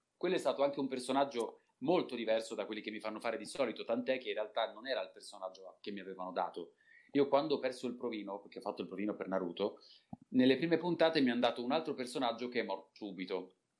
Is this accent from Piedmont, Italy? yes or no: yes; Turin, Piedmont, Italy; io sono di Torino di nascita